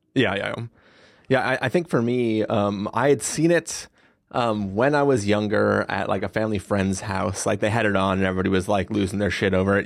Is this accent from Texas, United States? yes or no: no; San Diego, California, United States; growing up in San Diego